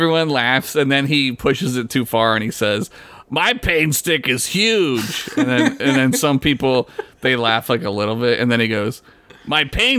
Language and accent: English; United States; I am American